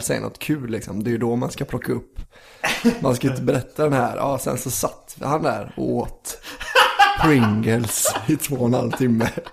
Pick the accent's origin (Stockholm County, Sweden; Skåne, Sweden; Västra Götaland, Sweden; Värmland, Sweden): Västra Götaland, Sweden; Tjuvkil; moved away; Tjuvkil där jag är från, Lycke